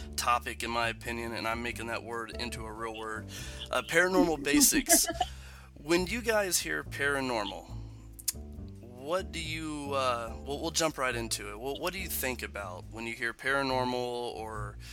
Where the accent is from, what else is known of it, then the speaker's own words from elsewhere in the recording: Indiana, United States; are originally from Indiana, such as myself